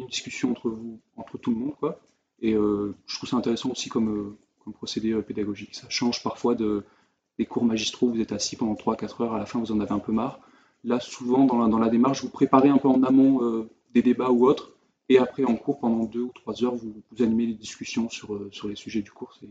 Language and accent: French; France; moved away; en tant que Français